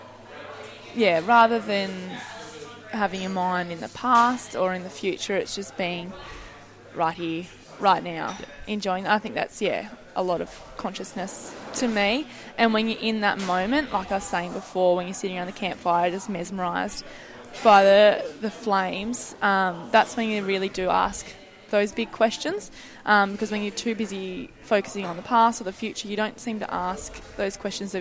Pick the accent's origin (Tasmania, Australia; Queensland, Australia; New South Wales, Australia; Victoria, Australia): Tasmania, Australia; we come from Tassie